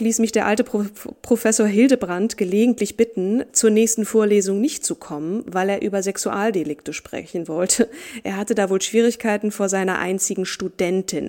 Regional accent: Marburg, Hesse, Germany; in meiner Geburtsstadt Marburg

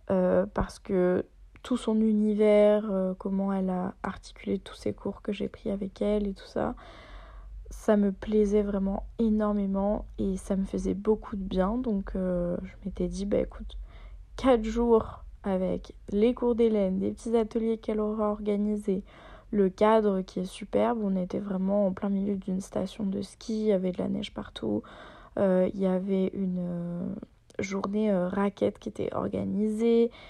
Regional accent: Auvergne-Rhône-Alpes, France; La honte, parce que moi je viens de Haute-Savoie et je ne sais pas euh, faire la différence pour Flaine.

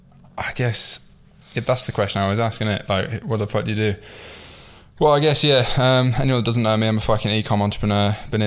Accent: York, Yorkshire and the Humber, United Kingdom; going back to the start, I suppose I'm from York. I grew up in the north.

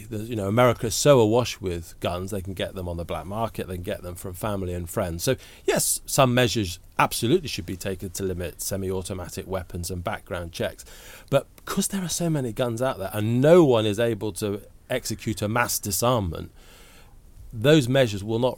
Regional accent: United Kingdom; I'm much rather glad that I'm a British citizen with our gun laws.

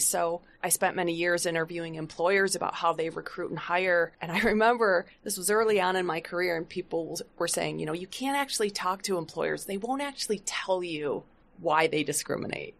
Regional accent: Flint, Michigan, United States; I grew up in Flint, Michigan

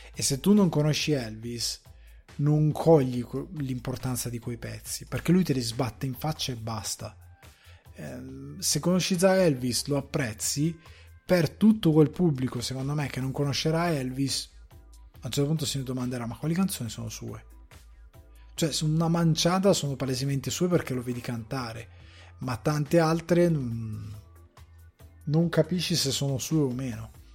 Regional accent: Italy

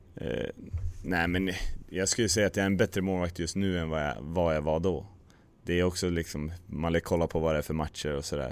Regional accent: near Brynäs, Gävleborg County, Sweden; moved away; also born or lived in Hedesunda; Brynäs är alltid intressant eftersom det är liksom nära hem

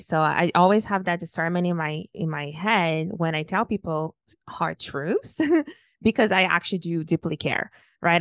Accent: Brazil; moved away; also born or lived in Toronto; when I was born and raised in Brazil, everybody was Brazilian

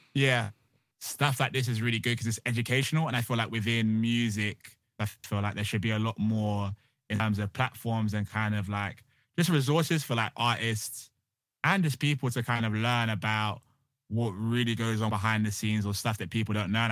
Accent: Bristol, South West England, United Kingdom; moved away as an adult; now in London, United Kingdom; I'm originally from Bristol, um, and I came to London to kinda satisfy my parents

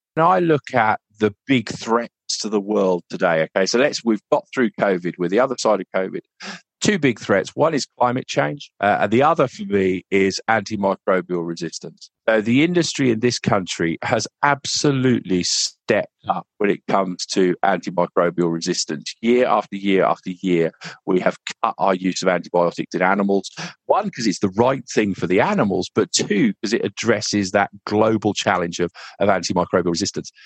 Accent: United Kingdom; we as British farmers

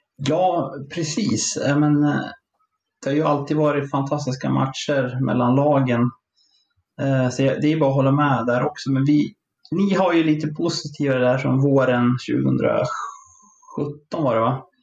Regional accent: Sala, Västmanland, Sweden; jag är ju från Sala från början som ligger fyra mil norr om Västerås

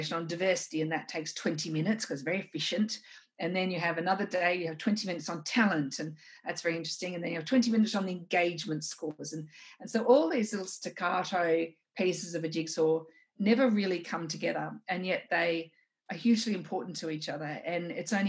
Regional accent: Wollongong, New South Wales, Australia; as a child, I grew up in Wollongong.

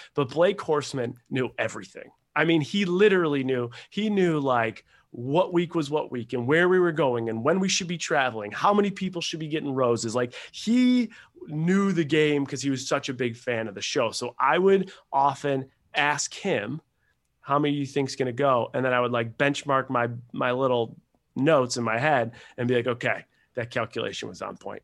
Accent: Buffalo, New York, United States; moved away as an adult; also born or lived in Rochester, New York / Seattle, Washington; I was born in Buffalo, New York, and I was uh, I played soccer in college, played hockey growing up

